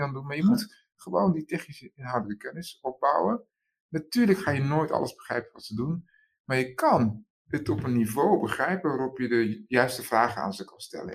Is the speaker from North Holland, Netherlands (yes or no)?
yes; Amsterdam, North Holland, Netherlands; geboren in Amsterdam